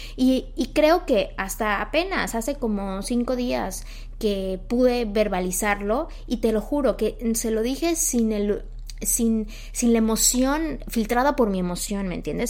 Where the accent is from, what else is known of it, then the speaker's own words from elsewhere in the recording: Mexico; moved away; en mi país, en México